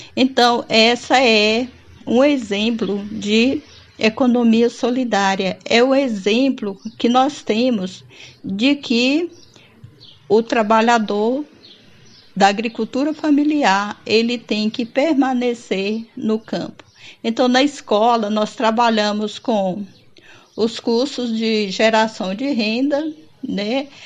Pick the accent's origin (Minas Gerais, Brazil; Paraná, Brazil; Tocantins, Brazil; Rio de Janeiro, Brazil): Tocantins, Brazil; Porto Nacional; Eu sou de Porto Nacional, Tocantins